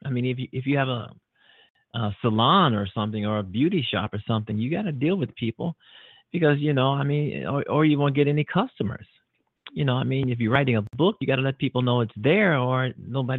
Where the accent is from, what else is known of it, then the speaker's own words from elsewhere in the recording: United States; being an American